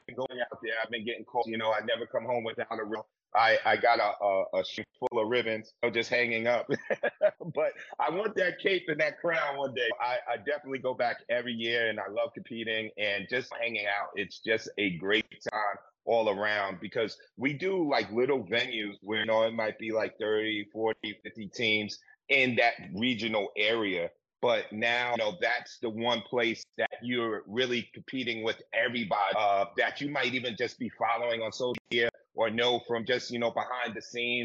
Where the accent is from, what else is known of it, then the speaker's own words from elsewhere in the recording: New York City, New York, United States; I'm from the South Bronx